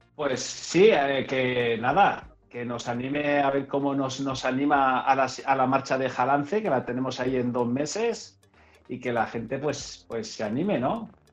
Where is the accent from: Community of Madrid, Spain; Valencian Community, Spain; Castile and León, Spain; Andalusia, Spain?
Valencian Community, Spain; Enguera; desde mi pueblo, desde Enguera